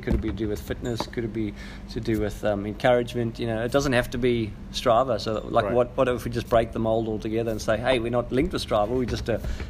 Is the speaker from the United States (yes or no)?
no; South Africa; I'm South African